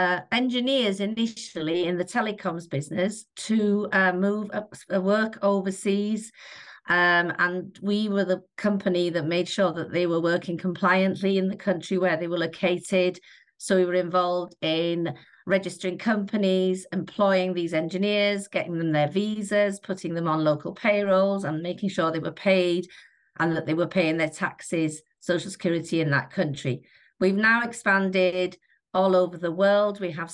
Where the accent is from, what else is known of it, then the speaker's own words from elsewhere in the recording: Llanefydd, Wales, United Kingdom; moved away as an adult; also born or lived in Italy; I was born in a small village called Llanefydd, outside near Denby in Denbighshire.